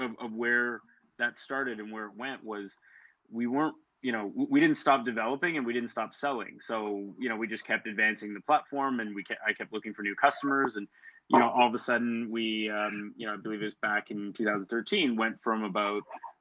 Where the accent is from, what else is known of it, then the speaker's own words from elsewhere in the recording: Timmins, Ontario, Canada; moved away; also born or lived in Ottawa; I'm actually from Timmins, Ontario, originally. So I grew up there, which is about 8 hours north of Toronto.